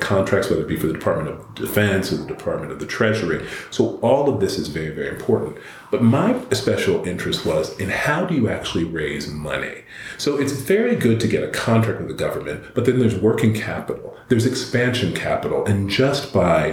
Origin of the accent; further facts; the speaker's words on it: American South, United States; moved away as an adult; also born or lived in Northeast US / Eastern Seaboard; I grew up in the American South